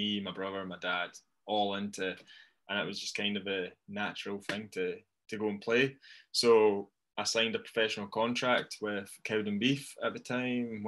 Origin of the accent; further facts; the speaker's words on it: Dunfermline, Scotland, United Kingdom; I'm from Dunfermline